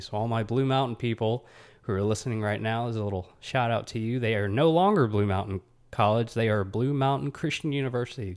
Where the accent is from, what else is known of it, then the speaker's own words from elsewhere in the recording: Huntsville, Alabama, United States; I'm from Huntsville, Alabama. You know, I'm an Alabama kid